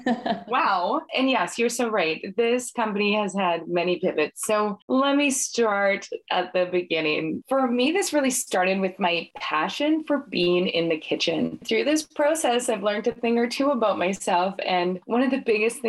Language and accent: English; Saskatchewan, Canada; moved away as an adult; also born or lived in Edmonton, Alberta / United Kingdom / Calgary / Mexico; now in Vancouver, Canada; I grew up in Saskatchewan. When I graduated high school, I went running for the big city lights of Edmonton